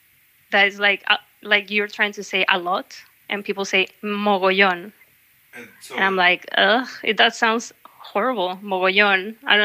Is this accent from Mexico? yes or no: yes; Hermosillo, Sonora, Mexico; now in Basque Country, Spain; I'm from Mexico. I'm from a city called Hermosillo in the north part of Mexico. Okay. It's like below Arizona, so I'm like also very connected to the USA, and like I have family living there and stuff.